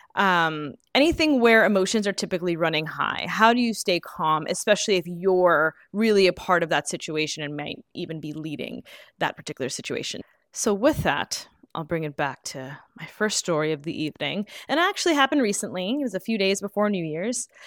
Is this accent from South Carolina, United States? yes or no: no; New York, United States; growing up in New York